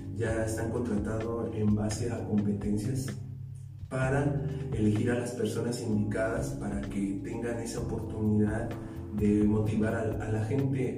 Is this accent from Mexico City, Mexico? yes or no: yes; Mexico City, Mexico; moved away as an adult; now in Morelia, Mexico; yo vengo de la Ciudad de México, ya llevo 12 años aquí radicando en Morelia